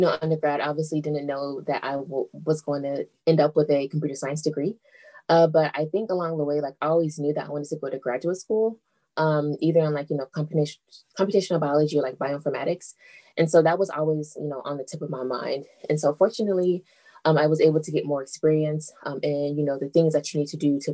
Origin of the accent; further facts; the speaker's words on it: Kansas City, Missouri, United States; moved away as an adult; also born or lived in Southern California; now in Ithaca, United States; I grew up in Kansas City, Missouri